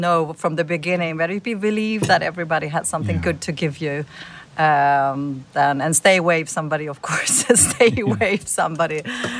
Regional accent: Sweden; moved away; I'm from Sweden, living in Germany.

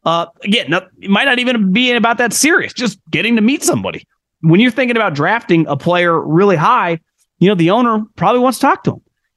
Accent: Sacramento, California, United States; Listen, I grew up in around Sacramento.

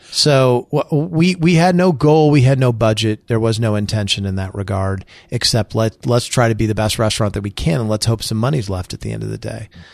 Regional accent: Springfield, Illinois, United States; moved away as an adult; I moved back to my hometown.

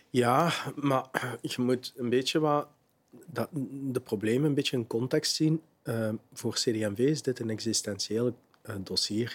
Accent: Limburg, Flanders, Belgium; bij ons in Limburg

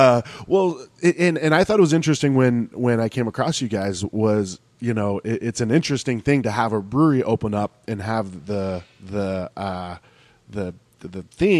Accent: California, United States; especially, you know, growing up in California and then, you know, being in Arizona, you want to be outside.

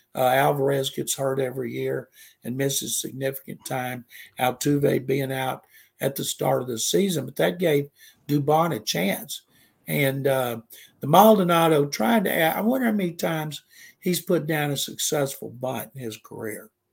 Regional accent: Waco, Texas, United States; when I was growing up in Waco, there was a AM station that played music

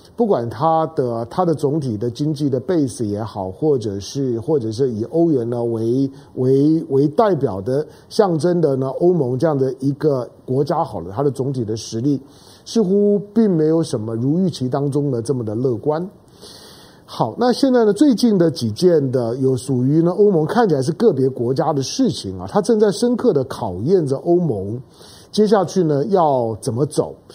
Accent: Taiwan; 作为一个台湾人，作为一个，一个，一个华人的角度

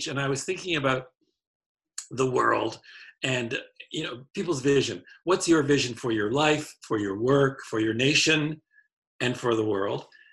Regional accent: Hamilton, Ontario, Canada; moved away as an adult; also born or lived in Prince Edward Island, Canada; now in United States; I was born and raised in Hamilton, Ontario, Canada

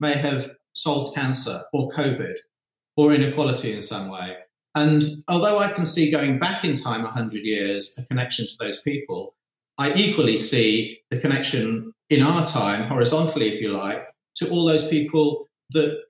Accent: Zambia; moved away; my childhood in Zambia was in many ways idyllic

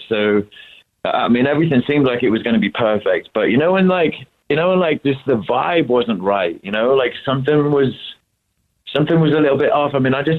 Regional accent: London, United Kingdom; moved away; I'm originally from London.

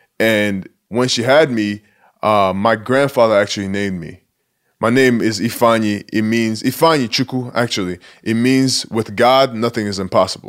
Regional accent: Nigeria; accent: Nigerian; And I actually kind of miss my accent now, because every once in a while I break out the Nigerian accent

